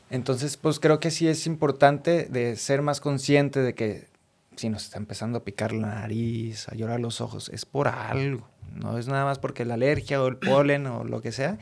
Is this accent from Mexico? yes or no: yes; Monterrey, Nuevo León, Mexico; como regio